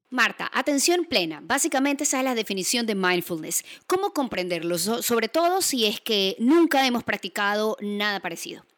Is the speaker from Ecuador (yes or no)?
yes; Guayaquil, Guayas, Ecuador; Soy guayaquileña